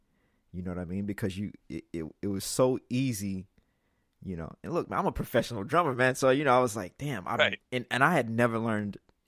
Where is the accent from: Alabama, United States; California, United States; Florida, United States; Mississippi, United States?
Mississippi, United States; I'm from Mississippi, man.